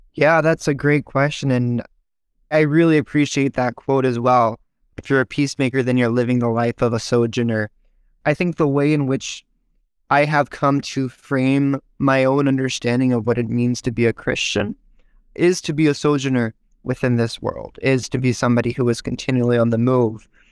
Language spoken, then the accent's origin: English; Visalia, California, United States; I was born here in the United States in Visalia, California. It's about an hour's north of Bakersfield, if you're familiar. It's kind of the Central Valley area